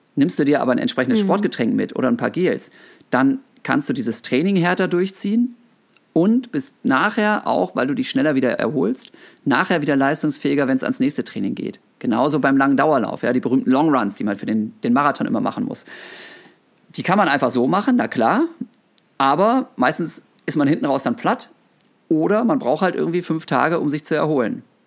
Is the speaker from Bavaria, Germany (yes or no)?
no; Osnabrück, Lower Saxony, Germany; moved away as an adult; also born or lived in Bochum; Osnabrück, wo ich aufgewachsen bin